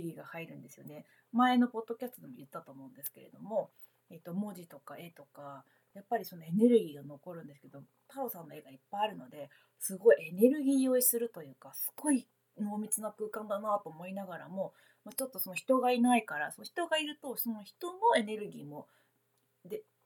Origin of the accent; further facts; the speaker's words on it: Kansai, Japan; moved away as an adult; now in Tokyo, Japan; 私関西の人間で、まあ、あれ大学卒業後社会人になってから東京に来たので